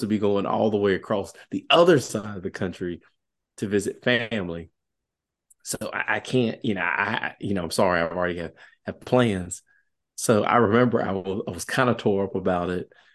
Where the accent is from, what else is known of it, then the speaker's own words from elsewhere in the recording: Southwest Virginia, United States; accent: country; I'm really country. I am from Southwest Virginia.